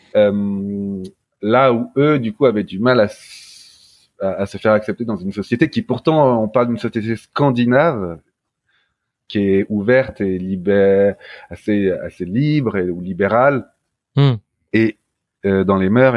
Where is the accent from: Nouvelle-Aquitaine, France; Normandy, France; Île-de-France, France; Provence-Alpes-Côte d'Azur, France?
Île-de-France, France; Paris; also born or lived in Norway; je suis un petit Parisien